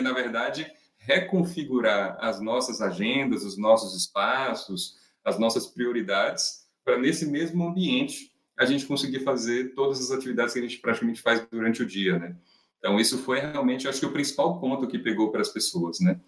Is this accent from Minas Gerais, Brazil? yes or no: no; Salvador, Bahia, Brazil; moved away as an adult; now in São Paulo, Brazil; sou nascido em Salvador, moro em São Paulo já há alguns anos